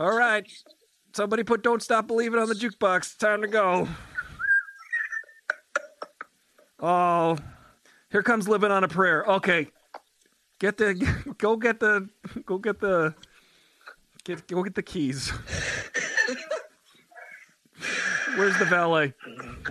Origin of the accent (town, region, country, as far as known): Long Island, New York, United States; born or raised there; now in Los Angeles, United States